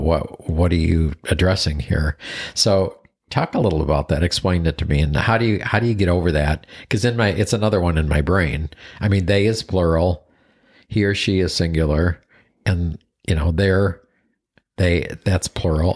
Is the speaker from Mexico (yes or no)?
no; Buffalo, New York, United States; moved away; So I grew up in Buffalo, New York